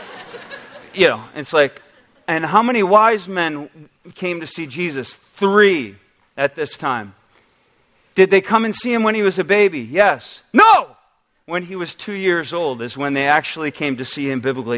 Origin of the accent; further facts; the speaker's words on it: Oswego, New York, United States; now in Michigan, United States; I actually got some pictures of Oswego, New York to show you a little bit about my background.